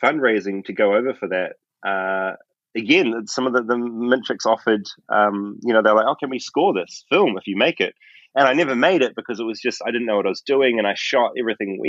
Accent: Tauranga, Bay of Plenty, New Zealand; grew up in Bethlehem

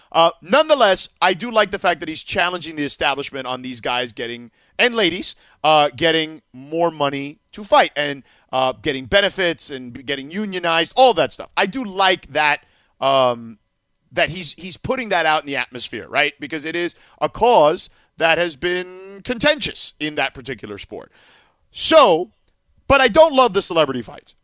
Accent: Miami, Florida, United States; now in Los Angeles, United States; growing up in Miami

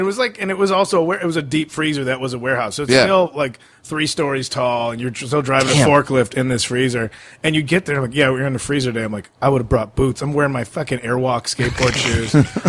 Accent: Addison, Illinois, United States; had a condo in my hometown

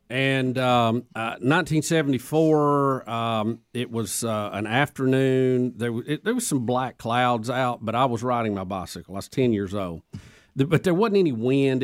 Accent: Jacksonville, Alabama, United States; my hometown Jacksonville

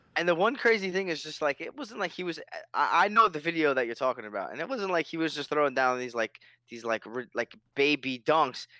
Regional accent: New York City, New York, United States; born or raised there

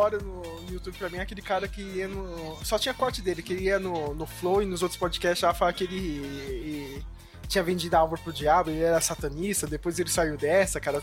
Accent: Brazil

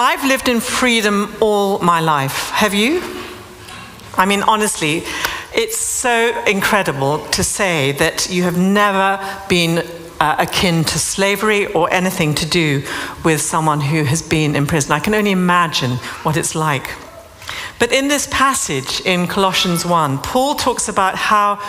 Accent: London, United Kingdom; I'm from London

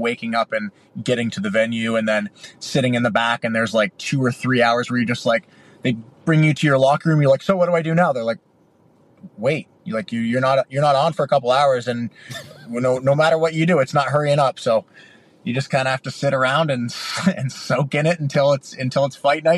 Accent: Canada; Well, you know, we're both Canadian kids, so I feel like every Canadian kid dreams of growing up and playing in the NHL.

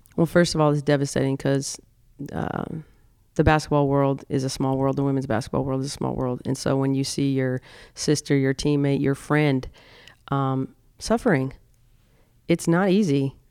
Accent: South Dakota, United States; growing up in South Dakota, I grew up in a very, very, uh, conservative

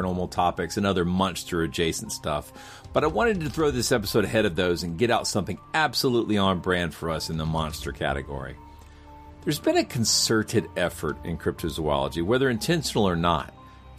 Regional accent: Kennesaw, Georgia, United States; my hometown of Kennesaw

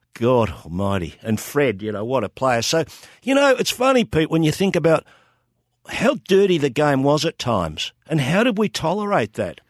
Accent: Melbourne, Victoria, Australia; I grew up in North Coburg, twenty-six Shaw Grove, just north of Pentridge Prison

